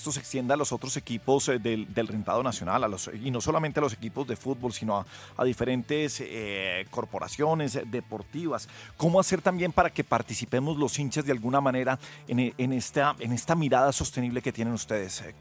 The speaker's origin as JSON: {"language": "Spanish", "country": "Colombia", "said": "quienes tenemos el mayor peso en la sostenibilidad somos los colombianos común y corrientes."}